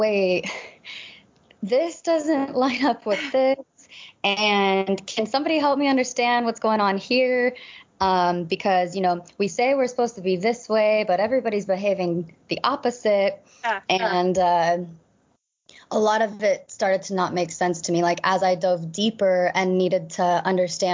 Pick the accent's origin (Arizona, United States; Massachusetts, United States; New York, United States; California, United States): Arizona, United States; Gilbert; moved away as an adult; I grew up in the East Valley, Arizona, so a little mini Utah